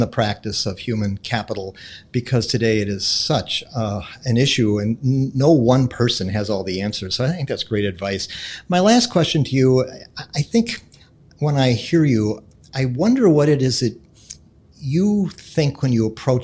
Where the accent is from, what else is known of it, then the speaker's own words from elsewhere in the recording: Milwaukee, Wisconsin, United States; the Milwaukee Bucks, my hometown team